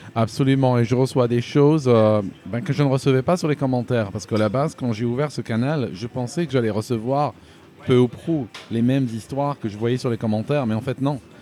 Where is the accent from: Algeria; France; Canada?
Algeria; moved away as an adult; also born or lived in Switzerland; now in United Kingdom; je suis né, euh, je suis né en Algérie